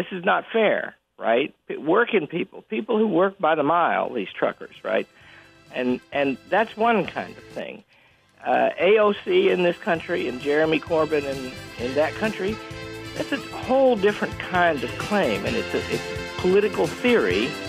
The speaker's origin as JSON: {"language": "English", "region": "Yorkshire and the Humber", "country": "United Kingdom", "said": "And I'm from Yorkshire. You hear that part? He talks Yorkshire, too."}